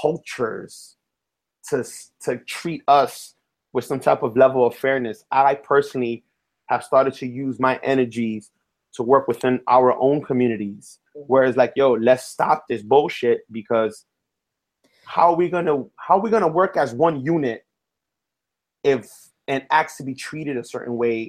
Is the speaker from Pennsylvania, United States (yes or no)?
no; Bronx, New York, United States; accent: Bronx; I have to correct my Bronx